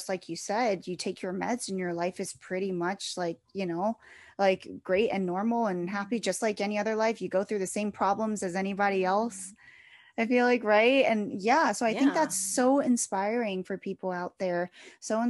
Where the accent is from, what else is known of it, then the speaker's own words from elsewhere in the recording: East Coast, United States; I am from the East Coast, so I do go up there a lot